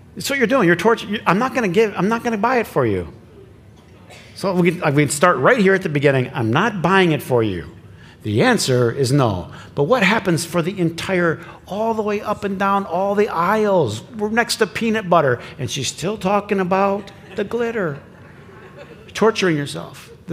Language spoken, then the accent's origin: English; Flint, Michigan, United States; I grew up in Flint